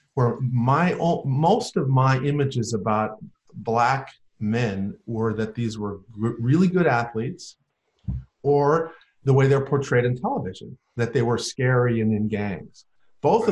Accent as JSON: {"language": "English", "region": "North Dakota", "country": "United States", "tie": "born or raised there", "said": "I grew up in North Dakota"}